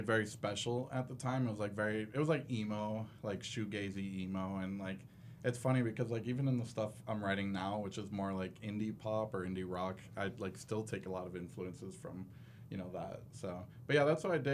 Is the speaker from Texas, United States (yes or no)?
no; Florida, United States; moved away as an adult; now in Salt Lake City, United States; I'm from Florida